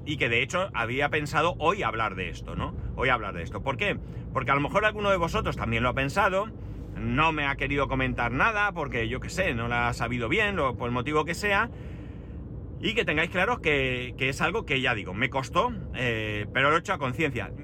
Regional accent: Alicante, Valencian Community, Spain; soy de Alicante y que vivo en Alicante

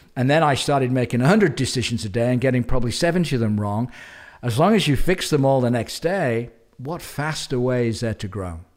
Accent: England, United Kingdom; moved away as an adult; also born or lived in New Zealand; I left England, uh, as, pretty much as soon as I could when I was twenty-three, twenty-four.

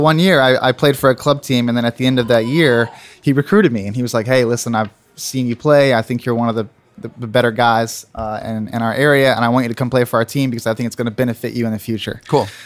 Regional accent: Plano, Texas, United States; also born or lived in Tulsa, Oklahoma; now in Cincinnati, United States; I was born uh, in Tulsa, Oklahoma, actually, and then moved uh, shortly after that to Plano, Texas, and that's where I grew up

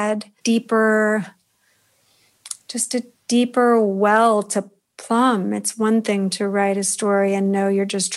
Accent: California, United States; I grew up in California

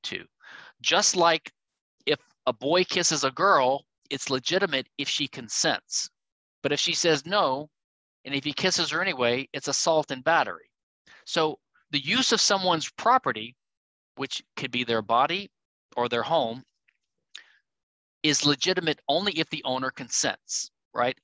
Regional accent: Louisiana, United States; my home state, Louisiana

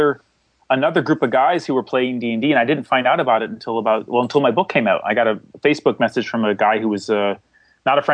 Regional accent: seacoast area of New Hampshire, United States; now in Somerville, United States; I grew up in a small town in the seacoast area of New Hampshire, and I live now in Boston, or a city next to Boston called Somerville.

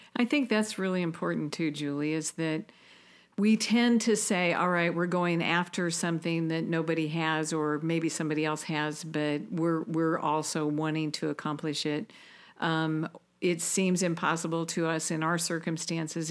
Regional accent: Auburn, Indiana, United States; I was a girl from Auburn, Indiana

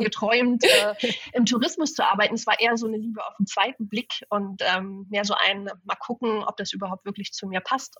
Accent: Hamburg, Germany; moved away as an adult; also born or lived in Sylt / southern Sweden; now in Sweden; ich bin in Hamburg aufgewachsen, auch in der Großstadt

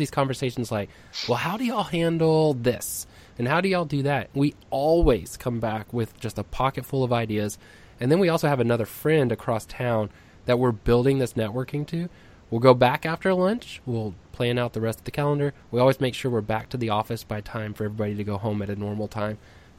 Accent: Texas, United States; I'm from Texas

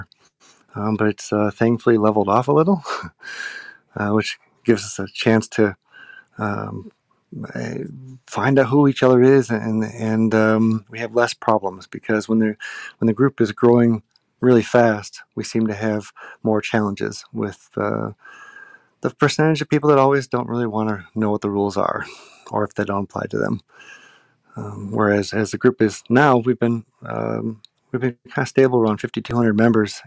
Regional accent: Northeast Wisconsin, United States; I'm from Northeast Wisconsin

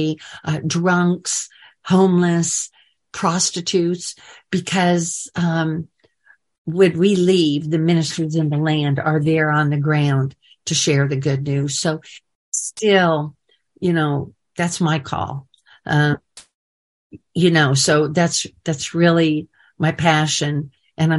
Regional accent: Kansas City, Missouri, United States; moved away as an adult; also born or lived in Dallas / Houston / Shreveport / Nashville; to Kansas City, back to my hometown. It was sending me back to my birthplace where my Orthodox family was.

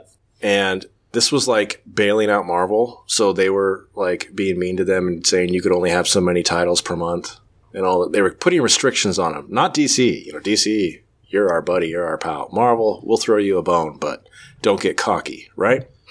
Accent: United States; I'm an American

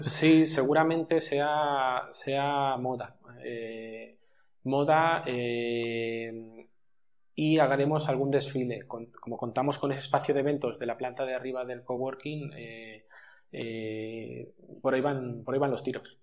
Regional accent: Madrid, Community of Madrid, Spain; moved away as an adult; now in Almería, Spain; yo soy de Madrid, aunque llevo aquí felizmente 14 años ya

